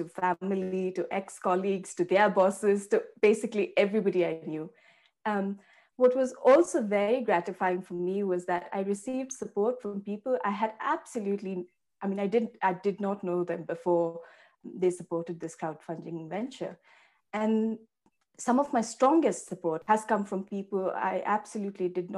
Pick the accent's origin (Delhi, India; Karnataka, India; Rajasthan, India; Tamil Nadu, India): Karnataka, India; Bangalore; moved away as an adult; I grew up in Bangalore in India